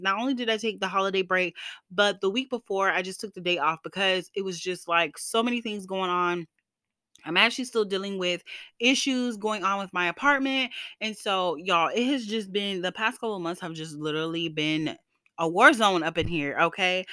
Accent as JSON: {"language": "English", "region": "the South", "country": "United States", "said": "I am Black and from the South"}